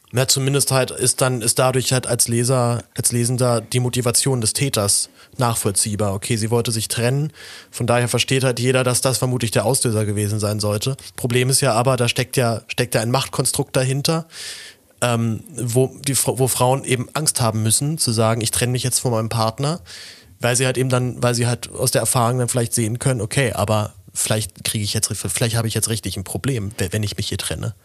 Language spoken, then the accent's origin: German; Berlin, Germany; ich halt dann als Berliner